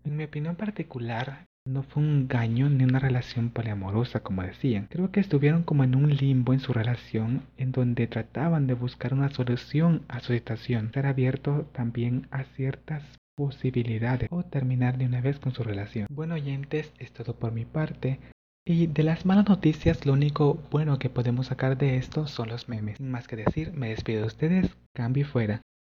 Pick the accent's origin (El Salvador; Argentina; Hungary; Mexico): El Salvador; soy salvadoreño